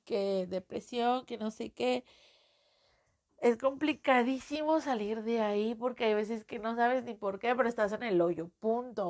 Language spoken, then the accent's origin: Spanish; Mexico; accent: Mexican; Yo soy mexicana, creo que ya lo notaron en el acento